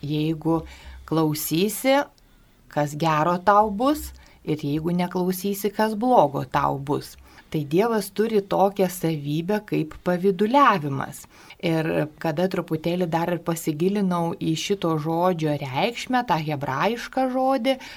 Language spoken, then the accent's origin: Lithuanian; Lithuania; mes lietuviai